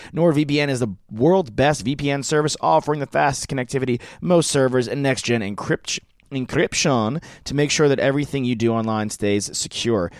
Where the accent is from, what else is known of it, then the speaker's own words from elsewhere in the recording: New York, United States; I grew up in New York, but my family's from Boston